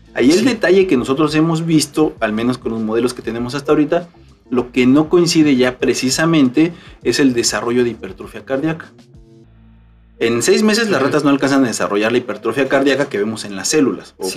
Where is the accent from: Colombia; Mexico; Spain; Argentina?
Mexico; Nosotros como mexicanos estamos acostumbrados a comer tortilla de maíz